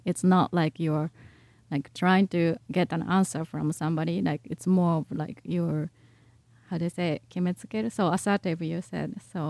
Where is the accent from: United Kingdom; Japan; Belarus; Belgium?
Japan; Nara; I'm from Mara, by the way, everybody.